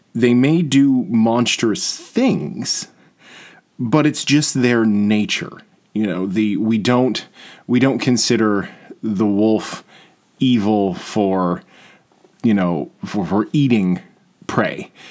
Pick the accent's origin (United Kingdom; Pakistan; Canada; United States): Canada; Peterborough, Ontario; also born or lived in Toronto; now in Peterborough, Canada; I'm from Peterborough